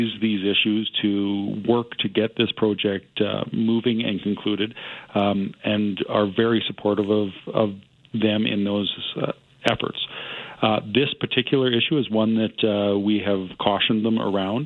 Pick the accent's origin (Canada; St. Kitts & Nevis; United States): Canada; as a Canadian